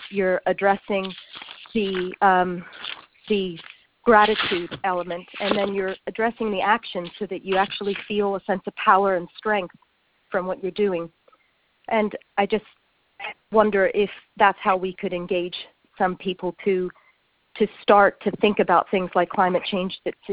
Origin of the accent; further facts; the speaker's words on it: United States; now in London, United Kingdom; I live in London, but I'm from America